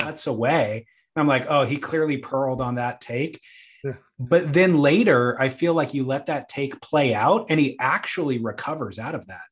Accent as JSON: {"language": "English", "region": "Southern California", "country": "United States", "said": "I'm from Southern California, a little suburb that people around the world have never heard of."}